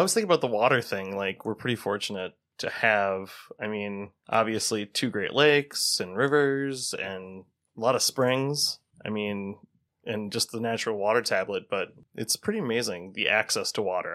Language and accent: English; Racine, Wisconsin, United States; I grew up in Racine, so south of Milwaukee